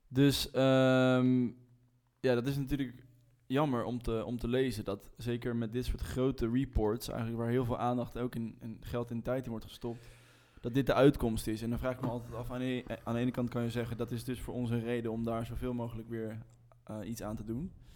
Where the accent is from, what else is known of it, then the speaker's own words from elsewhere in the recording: Rotterdam, South Holland, Netherlands; wij als Rotterdammers